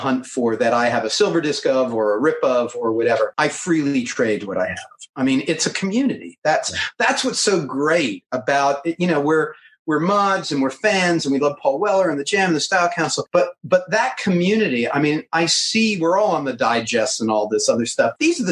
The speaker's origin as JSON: {"language": "English", "country": "United States", "said": "I'm American"}